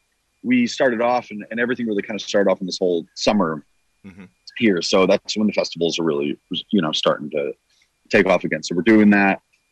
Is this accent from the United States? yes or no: yes; New Jersey, United States; Northern New Jersey.